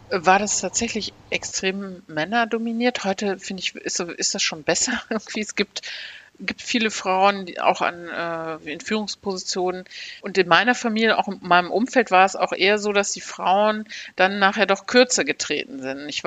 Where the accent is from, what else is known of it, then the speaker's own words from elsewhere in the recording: Aachen, North Rhine-Westphalia, Germany; born there; Ich bin in Aachen geboren und das Motto der Stadt Aachen in den 70er Jahren, wo ich geboren wurde, war sprudelnde Vielfalt.